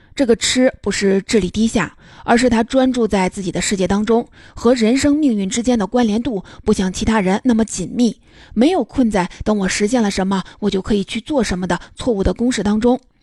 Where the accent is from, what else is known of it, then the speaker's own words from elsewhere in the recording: China; 我们中国人也接受了以理性为核心的这一套哲学